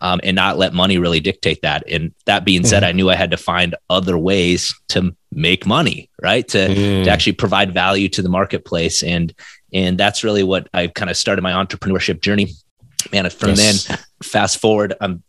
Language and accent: English; South Dakota, United States; moved away as an adult; now in Minneapolis, United States; I'm originally from South Dakota